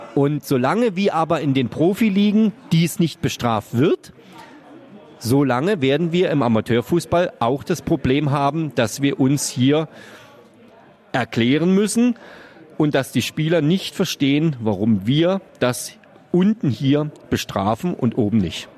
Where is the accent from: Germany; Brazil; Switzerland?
Germany; Brandenburg; moved away as an adult; now in Mannheim, Germany; habe meine Schiedsrichterprüfung damals äh, in meinem Heimatort absolviert, äh, habe dann äh, für den Fußballverband Brandenburg quasi als Schiedsrichter angefangen